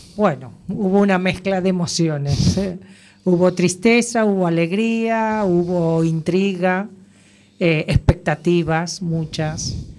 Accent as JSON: {"language": "Spanish", "country": "Argentina", "moved": "as an adult", "lives_now": "A Coruña, Spain", "said": "soy argentina"}